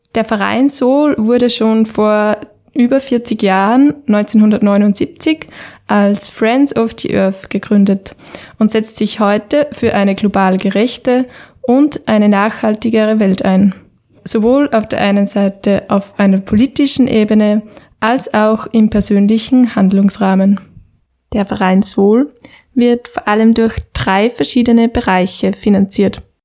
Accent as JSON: {"language": "German", "region": "Upper Austria", "country": "Austria", "moved": "as an adult", "lives_now": "Vienna, Austria", "said": "ursprünglich aus Oberösterreich und für das Studium Umwelt- und Bioresourcenmanagement an der BOKU nach Wien gekommen"}